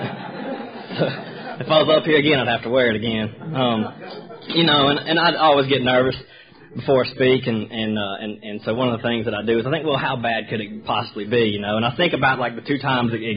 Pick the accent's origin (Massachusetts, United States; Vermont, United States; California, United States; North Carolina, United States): North Carolina, United States; Sherrills Ford; also born or lived in Charlotte, North Carolina / Richmond area, Virginia / Dothan, Alabama; now in Roswell, United States; in 1981, we moved back to North Carolina, about 45 minutes northwest of Charlotte, in a little place called Sherrill's Ford, North Carolina, way out in the middle of the country